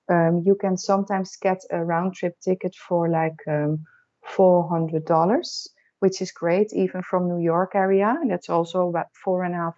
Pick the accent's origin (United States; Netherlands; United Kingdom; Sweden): Netherlands; moved away as an adult; now in Aruba; I am from the Netherlands, from Europe